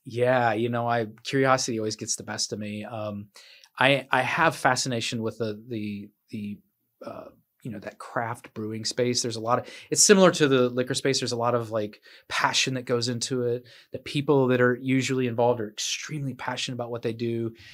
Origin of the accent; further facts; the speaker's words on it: Midwest, United States; now in Bluffton, United States; I'm from the Midwest